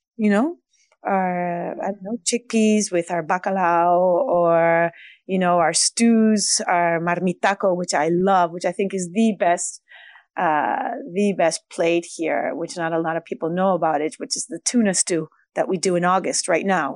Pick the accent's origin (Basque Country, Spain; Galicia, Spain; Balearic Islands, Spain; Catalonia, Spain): Basque Country, Spain; Basque Country. We, we are a little bit different. We're in the north, um, um, we are the Germans from Spain